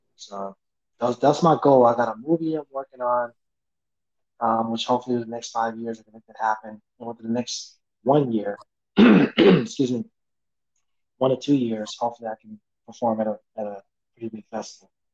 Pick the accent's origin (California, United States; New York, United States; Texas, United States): California, United States; the Bay Area; I'm from the Bay Area